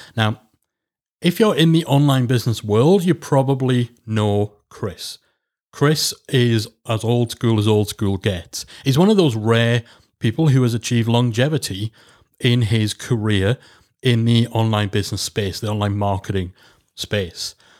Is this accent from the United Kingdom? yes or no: yes; Geordie, North East England, United Kingdom; I'm a northerner. I'm a Geordie.